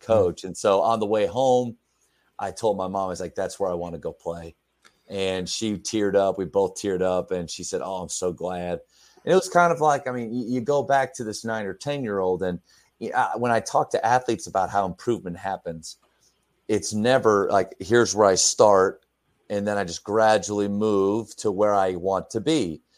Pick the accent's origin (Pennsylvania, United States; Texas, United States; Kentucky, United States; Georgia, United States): Pennsylvania, United States; moved away; I'm from Pennsylvania